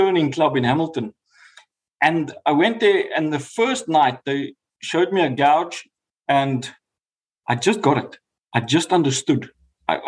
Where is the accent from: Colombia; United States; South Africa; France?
South Africa; moved away as an adult; now in New Zealand; As a South African